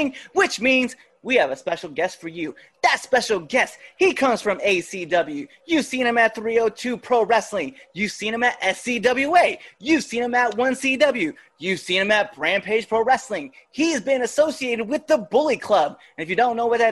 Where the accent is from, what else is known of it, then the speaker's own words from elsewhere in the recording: Nebraska, United States; we're from Nebraska, so we know all about what it's like to be in the sticks.